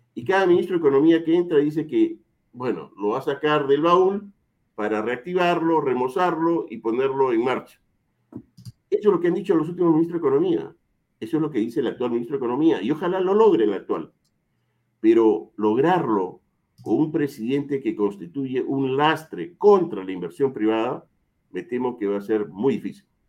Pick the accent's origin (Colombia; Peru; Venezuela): Peru; Me basta con ser peruano